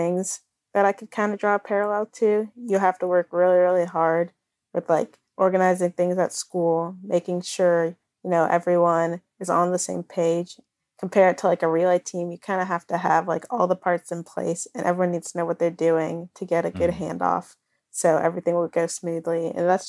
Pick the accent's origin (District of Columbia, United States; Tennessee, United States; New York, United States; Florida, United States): Tennessee, United States; Nashville; I've been living here since like my whole entire life. I was born in Vanderbilt